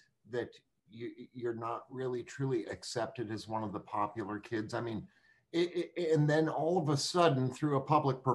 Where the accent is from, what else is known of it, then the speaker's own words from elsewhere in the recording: Bowling Green, Ohio, United States; I'm from Bowling Green, Ohio. That's just south of Toledo.